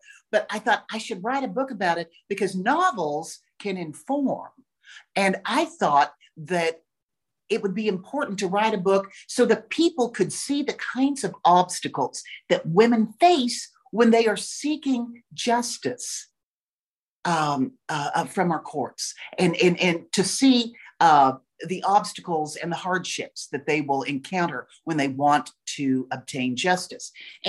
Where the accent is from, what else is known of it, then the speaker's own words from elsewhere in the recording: Missouri, United States; You know, I'm old. I was born in 1956. And so when I was growing up in Missouri, the law was a man's profession.